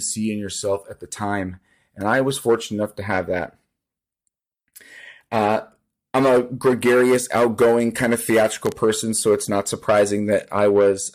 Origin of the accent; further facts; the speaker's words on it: Seattle, Washington, United States; I grew up in Seattle, Washington